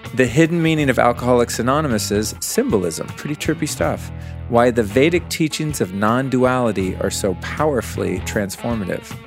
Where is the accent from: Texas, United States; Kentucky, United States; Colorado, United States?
Colorado, United States; Aspen; my hometown, the town in which I was conceived many moons ago